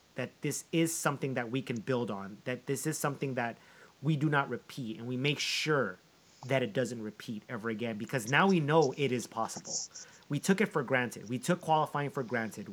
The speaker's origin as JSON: {"language": "English", "country": "United States", "said": "my dad is Colombian. I'm an American"}